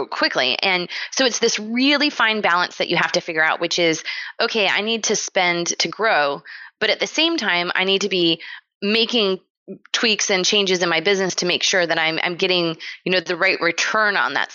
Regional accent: San Diego, California, United States; I grew up in San Diego, California

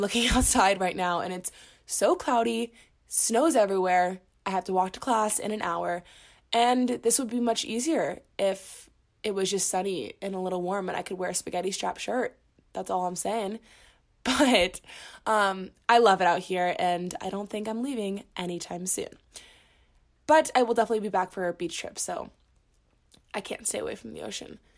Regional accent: Orlando, Florida, United States; moved away as an adult; now in Boulder, United States; I'm originally from Orlando, Florida, but I moved to Colorado when I moved to Boulder for school at the University of Colorado Boulder for my second year of college

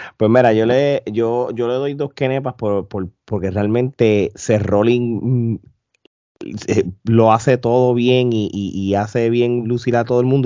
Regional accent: Puerto Rico; Nosotros como puertorriqueños

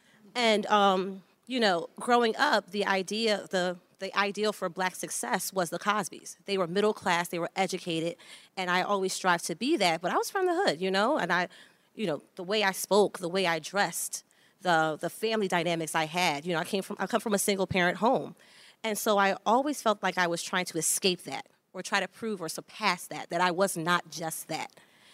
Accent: Philadelphia, Pennsylvania, United States; now in Brooklyn, United States; I can be authentic as someone who is the daughter of an immigrant, who is from the hood, who loves being a Philadelphian, who loves living in Brooklyn and living in the hood

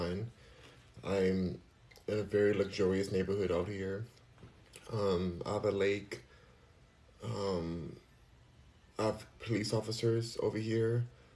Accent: California, United States; moved away as an adult; now in Texas, United States; Even though I'm from California, I was born and raised there.

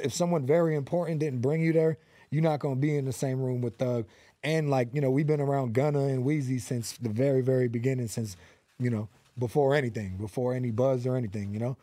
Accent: Los Angeles, California, United States; also born or lived in Van Nuys; I am from the San Fernando Valley, the eight one eight, born and raised in North Hollywood

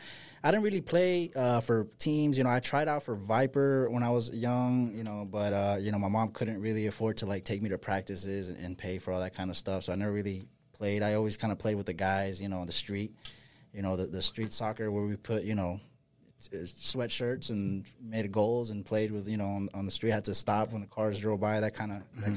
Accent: Austin, Texas, United States; I was born here in Austin, Texas. And I grew up right by Burnett Middle School.

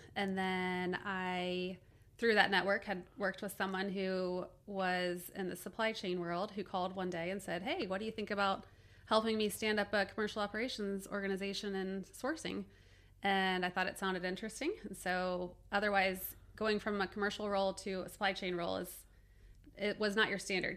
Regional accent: Cincinnati, Ohio, United States; I grew up in Cincinnati

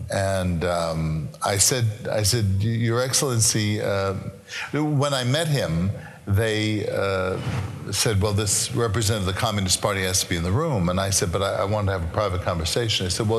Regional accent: New York City, New York, United States; Now, I'm a boy from Brooklyn.

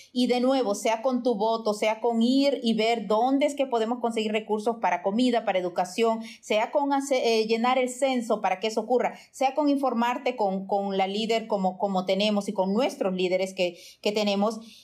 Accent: Honduras; now in United States; salí muy jovencita de Honduras y nunca voté allá

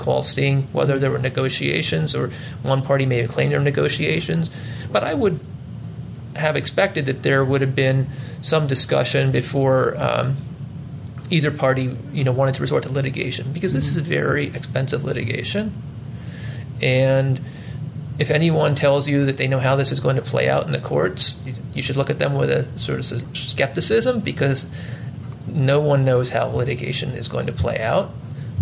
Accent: Philadelphia, Pennsylvania, United States; as a Philadelphian

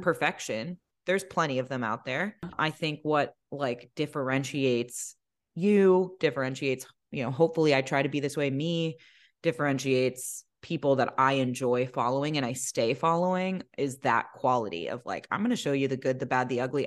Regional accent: Maryland, United States; My parents are Lebanese. They were both born and raised in Lebanon, um, but, you know, got married here, had us here

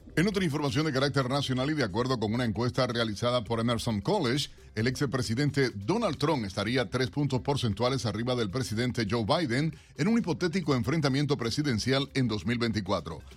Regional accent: Cuba; now in United States; me vas a contestar como cubano.

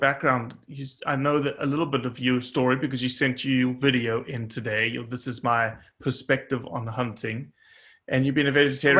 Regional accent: South Africa; being South African

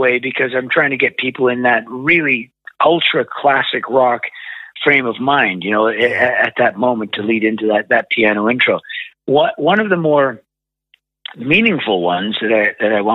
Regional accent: Canada; my records were only released in Canada because, you know, you can hear from my outrageous accent, that's where I'm from.

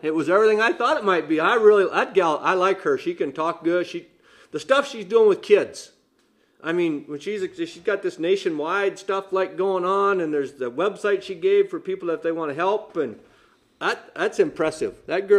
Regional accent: Leicester, Iowa, United States; we grew up in Leicester with 200 and some people, and there wasn't even a stop sign in Leicester when I was growing up, let alone traffic.

